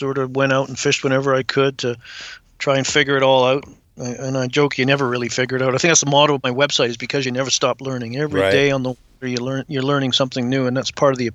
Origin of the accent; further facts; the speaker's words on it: Vancouver Island, British Columbia, Canada; also born or lived in England; Emigrated to Canada when I was 7 and grew up in British Columbia, primarily on Vancouver Island